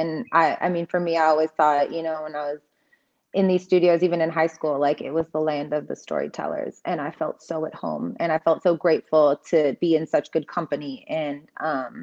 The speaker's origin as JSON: {"language": "English", "country": "United States", "tie": "born or raised there", "also_born_or_lived": "Mosul, Iraq", "said": "brought to the States, and I was raised here"}